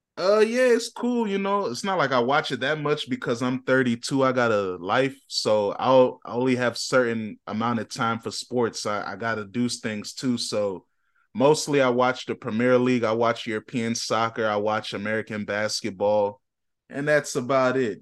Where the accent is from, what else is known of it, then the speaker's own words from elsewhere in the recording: Ghana; I'm a Ghanaian